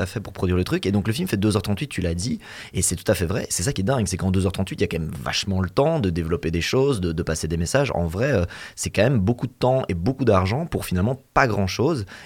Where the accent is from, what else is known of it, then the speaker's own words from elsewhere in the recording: Belgium; nous on est belges